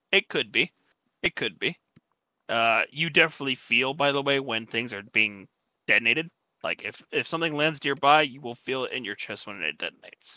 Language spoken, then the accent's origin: English; United States; I'm American